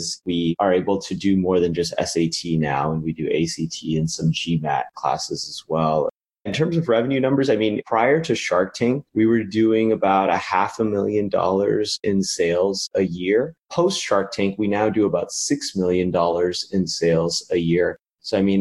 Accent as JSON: {"language": "English", "town": "Las Vegas", "region": "Nevada", "country": "United States", "tie": "born or raised there", "also_born_or_lived": "Los Angeles, United States", "moved": "as an adult", "lives_now": "Philadelphia, United States", "said": "I grew up in Las Vegas, actually. That's where I'm originally from"}